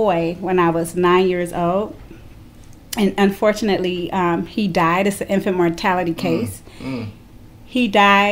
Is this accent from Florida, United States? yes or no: no; Cleveland, Ohio, United States; I did grow up in Cleveland the earlier years of my life, from birth till about 5th grade. I grew up inner city Cleveland, right off St. Clair